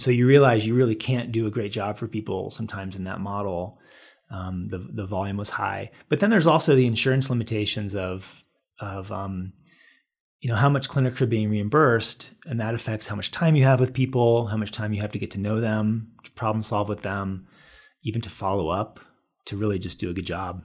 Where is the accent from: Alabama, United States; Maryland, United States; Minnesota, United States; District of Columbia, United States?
District of Columbia, United States; Washington; moved away as an adult; now in Boulder, United States; I moved from the Washington, D C area where I grew up and came to college here